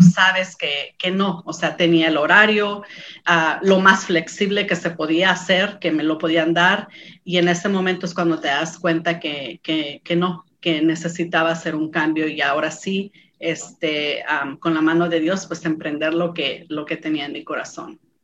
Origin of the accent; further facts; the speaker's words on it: San Lorenzo, San Luis Potosí, Mexico; moved away; Provengo de San Luis Potosí, México, de un pueblito llamado San Lorenzo. Es un pueblito donde todos nos conocemos